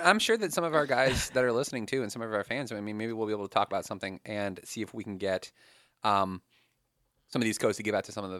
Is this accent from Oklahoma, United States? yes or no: no; Woodbridge, Virginia, United States; I'm D.C. born and bred. Like, I grew up in this area.